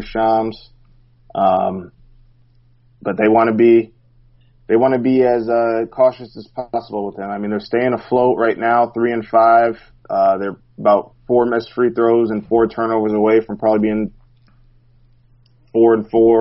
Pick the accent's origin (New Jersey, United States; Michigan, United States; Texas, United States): Michigan, United States; Flint; also born or lived in Ypsilanti, Michigan; I'm from Flint, but lived in Ypsilanti for a while